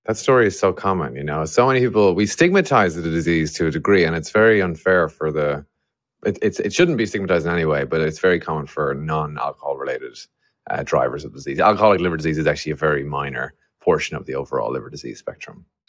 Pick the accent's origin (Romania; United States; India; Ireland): Ireland; an Irishman develop, building a company to try and solve liver disease